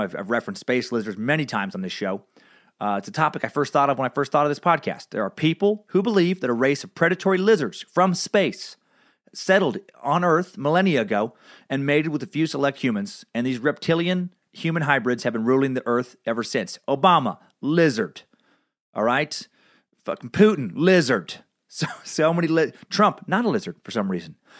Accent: Riggins, Idaho, United States; growing up in Riggins, Idaho.

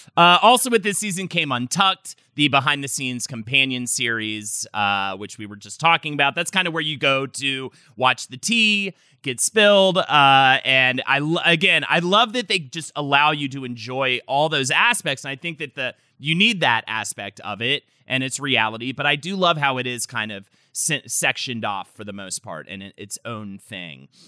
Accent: North Carolina, United States; moved away; growing up in North Carolina

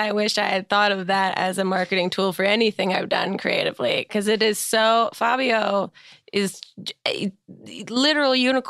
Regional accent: New Jersey, United States; That's my home state.

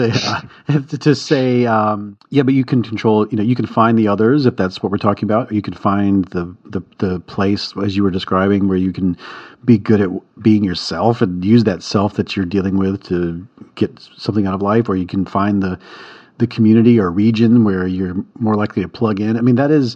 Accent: the South, United States; I'm from the South

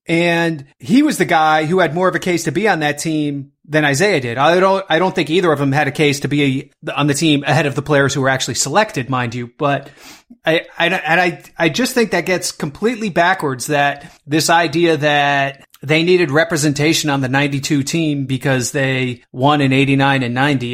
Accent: New Jersey, United States; my home state of New Jersey

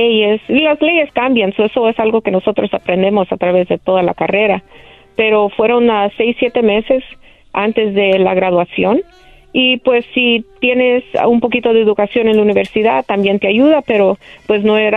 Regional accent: El Salvador; es como salvadoreño, es un orgullo representar no solo mi país, pero ser mujer latina en una ciudad tan grande.

